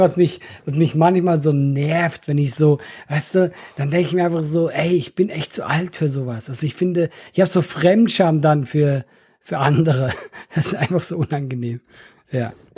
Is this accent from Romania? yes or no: no; Switzerland; now in Germany; als Schweizer